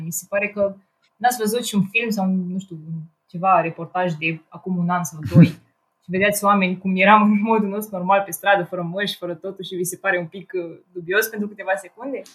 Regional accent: Ploiești, Prahova, Romania; moved away as an adult; now in Brașov, Romania; a trebuit să mă întorc acasă, în orașul meu, eu sunt din Ploiești, de fapt

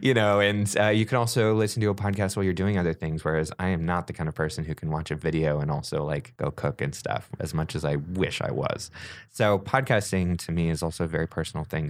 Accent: Grass Valley, California, United States; born or raised there

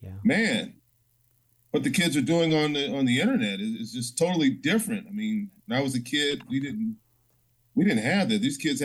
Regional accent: Chicago, Illinois, United States; I grew up in a in the St. Felicitas Parish, which is near Stony Island, 83rd, between 83rd and 87th Street. It was a pretty nice neighborhood. I didn't have a lot of violence as a teen.

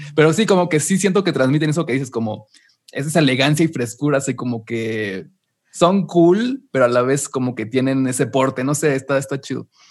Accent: Mexico; yo aquí como mexicano

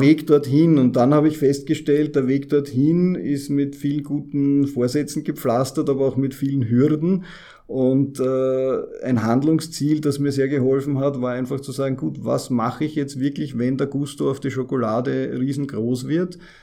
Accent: Vienna, Austria; als Wiener

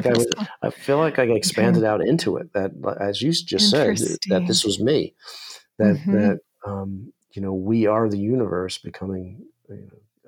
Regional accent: New York, United States; growing up in New York

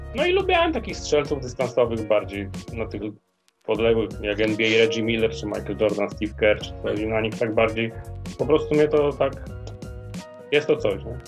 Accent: Przemyśl, Subcarpathian Voivodeship, Poland; now in Kraków, Poland; pochodzę z Podkarpacia, dokładnie z Przemyśla. No i dość długo tam w sumie byłem.

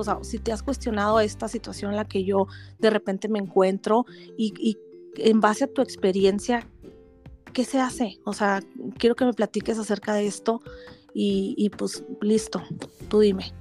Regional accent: Chihuahua, Mexico; yo acá soy de Chihuahua y las personas de Chihuahua somos así

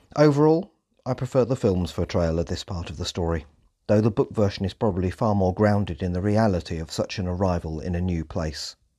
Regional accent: England, United Kingdom; we English

